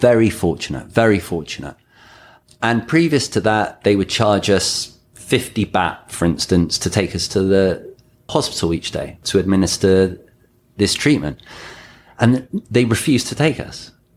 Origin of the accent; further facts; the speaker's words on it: England, United Kingdom; also born or lived in Thailand; now in Mexico; I'm English.